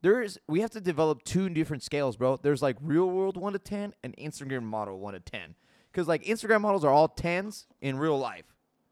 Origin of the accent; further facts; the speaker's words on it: Los Angeles, California, United States; I was born in Los Angeles.